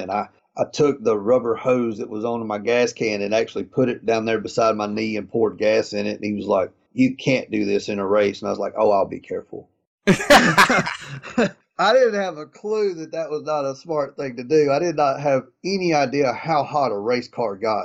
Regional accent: East Coast, United States; I was a guy from the East Coast

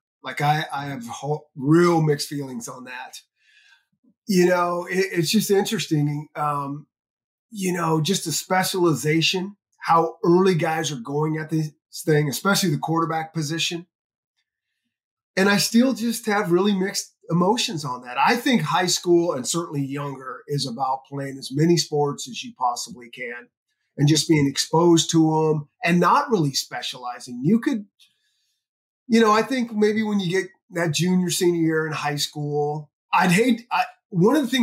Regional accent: Northern California, United States; I grew up in Northern California

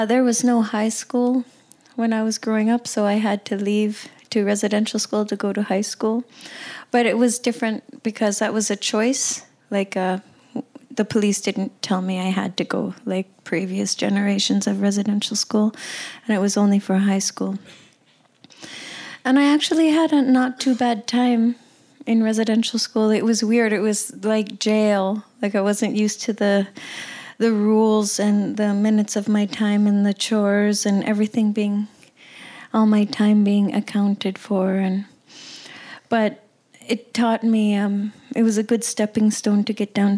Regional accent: Cambridge Bay, Nunavut, Canada; They moved to Cambridge Bay, where I was born and raised, and it's a tiny, tiny little town

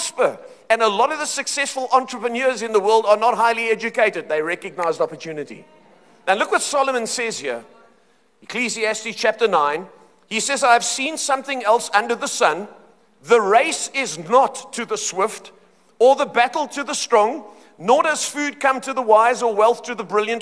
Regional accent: Cape Town, Western Cape, South Africa; moved away as an adult; now in Johannesburg, South Africa; I grew up in Cape Town

